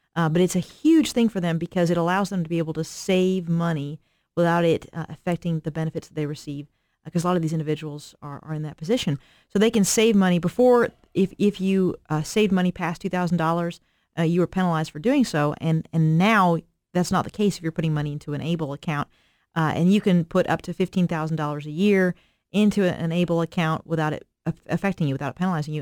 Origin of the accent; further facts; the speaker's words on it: Eastern Kentucky, United States; I'm from Eastern Kentucky, so I'm from a, a rural Appalachian area